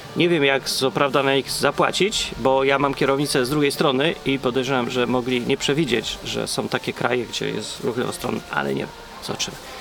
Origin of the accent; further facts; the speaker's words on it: Poland; now in England, United Kingdom; jestem potem programista z Polski